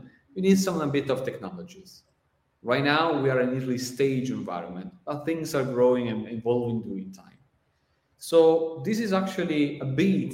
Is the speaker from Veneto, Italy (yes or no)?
yes; Venice, Veneto, Italy; I'm from Italy, Venice